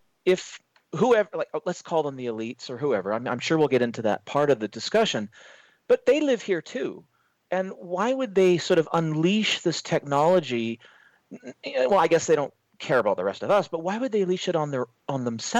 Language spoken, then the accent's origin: English; Canada; I'm from Canada